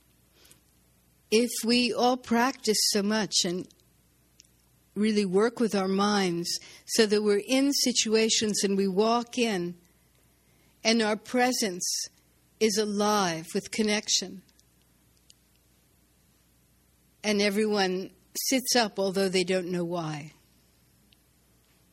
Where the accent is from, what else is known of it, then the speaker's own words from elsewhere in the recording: New York City, New York, United States; I was born in Brooklyn